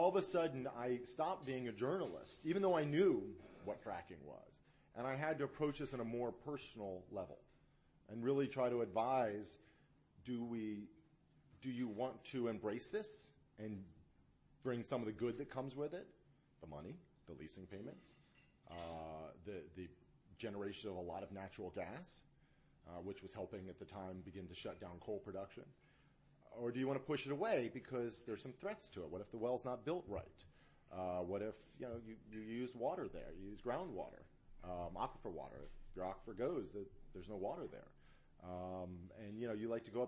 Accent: Philadelphia, Pennsylvania, United States; also born or lived in San Antonio / Austin; now in Dallas, United States; I grew up in Philadelphia

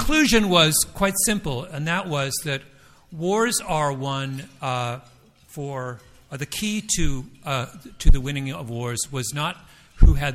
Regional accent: Toronto, Ontario, Canada; I'm from Toronto

